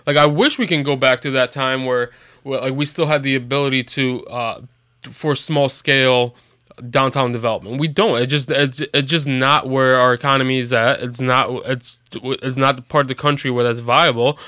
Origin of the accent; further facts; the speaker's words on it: Chicago, Illinois, United States; moved away; I'm from Chicago